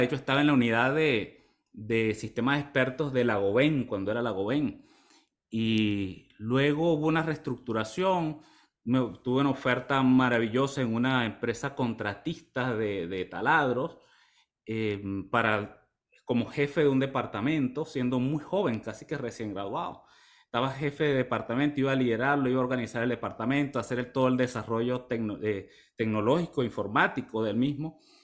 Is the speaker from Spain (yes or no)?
no; Maturín, Monagas, Venezuela; moved away as an adult; also born or lived in Ciudad Bolívar, Venezuela; now in United States; yo vengo de un pueblo en el oriente del país, de Maturín. Soy de Maturín, Estado Monaga.